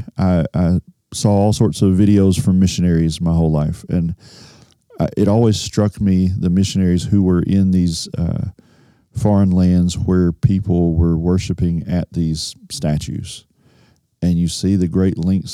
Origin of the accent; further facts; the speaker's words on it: United States; Growing up in the United States